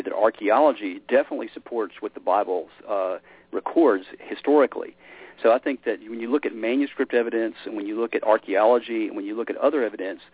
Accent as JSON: {"language": "English", "town": "Memphis", "region": "Tennessee", "country": "United States", "tie": "born or raised there", "said": "I grew up in Memphis, Tennessee. It's kind of where, my roots."}